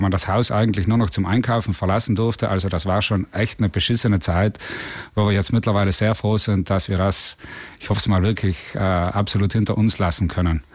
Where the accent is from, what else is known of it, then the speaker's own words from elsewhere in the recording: South Tyrol, Trentino-Alto Adige, Italy; wir kommen ja aus Südtirol, also aus Italien